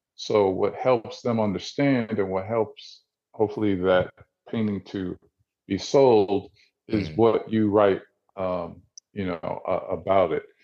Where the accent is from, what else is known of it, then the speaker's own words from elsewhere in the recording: New Jersey, United States; now in Atlanta, United States; I grew up in Jersey, I'm originally from Jersey. I live in Atlanta